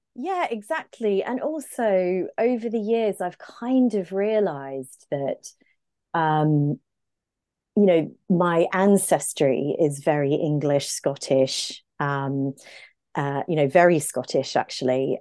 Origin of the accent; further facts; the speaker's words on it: Brisbane, Queensland, Australia; accent: Aussie; moved away as an adult; now in London, United Kingdom; I grew up in Brisbane, in Queensland, in a very tropical, sunny place.